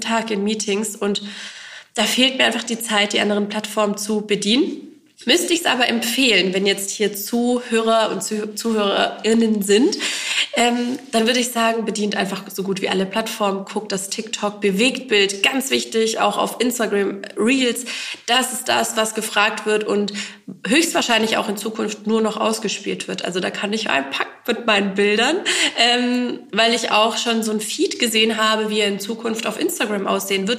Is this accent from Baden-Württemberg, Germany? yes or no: yes; Eislingen, Baden-Württemberg, Germany; in Eisling, also in der Heimatstadt des Labels sozusagen, auch in meiner Heimatstadt